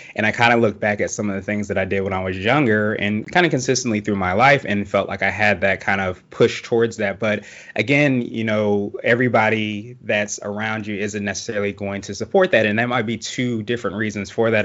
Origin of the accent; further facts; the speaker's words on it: Woodbridge, Virginia, United States; also born or lived in Alexandria, Virginia / Washington, D.C.; I grew up in Woodbridge, which is a little farther south, but not too far from D C